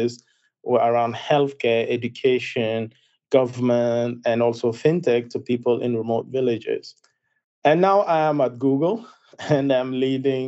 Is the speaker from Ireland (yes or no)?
no; Zinder, Zinder Region, Niger; moved away as an adult; I was born in West Africa in a place called Zindia, in a country called Niger